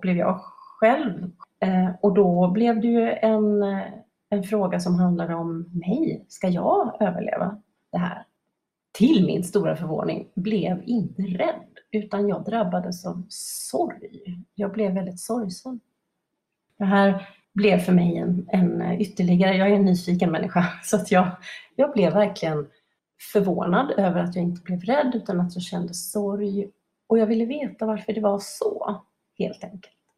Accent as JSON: {"language": "Swedish", "town": "Gothenburg", "region": "Västra Götaland", "country": "Sweden", "tie": "born or raised there", "said": "Jag är uppvuxen på västkusten i Göteborg, västkusten i Sverige, i Göteborg ska jag säga."}